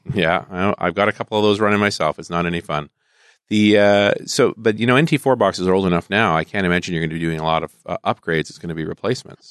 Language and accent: English; the West, United States; I'm from the West